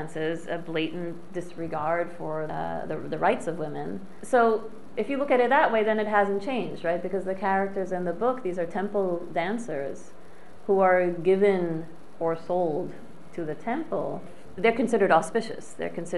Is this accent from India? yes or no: no; Paris, Île-de-France, France; moved away as an adult; I grew up in Paris, in France.